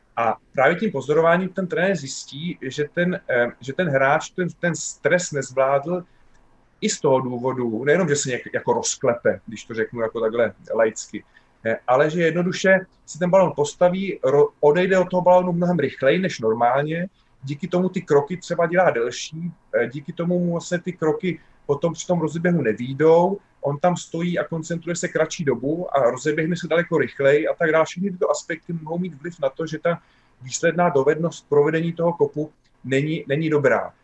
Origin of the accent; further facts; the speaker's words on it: Czechia; že my jsme Češi